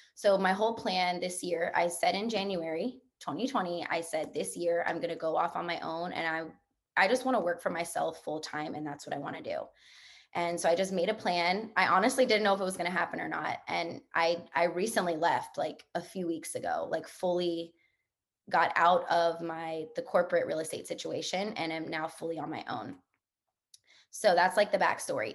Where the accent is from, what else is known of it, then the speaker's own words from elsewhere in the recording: New Orleans, Louisiana, United States; moved away; I'm from New Orleans, Louisiana.